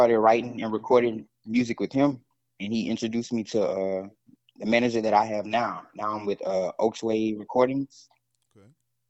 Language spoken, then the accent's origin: English; Zachary, Louisiana, United States; Well, I grew up in a town called Zachary, Louisiana, not far from New Orleans